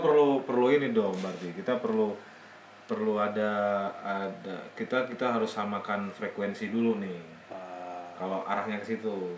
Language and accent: Indonesian; Indonesia